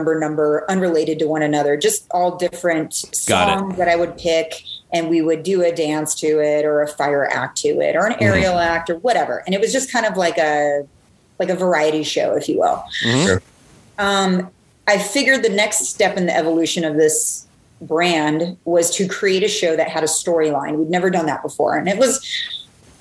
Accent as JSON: {"language": "English", "town": "Seattle", "region": "Washington", "country": "United States", "tie": "born or raised there", "also_born_or_lived": "Hawaii / Atlanta", "moved": "as an adult", "said": "I've lived all over the place, all over the country. I grew up in Seattle"}